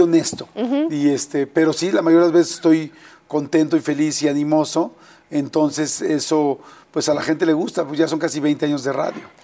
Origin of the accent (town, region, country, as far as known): Mexico City, Mexico; born or raised there